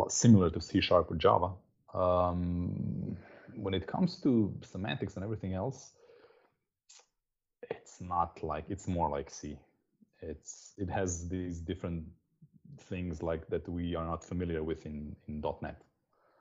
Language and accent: English; Slovenia; I am from Slovenia. That's a small country south of Austria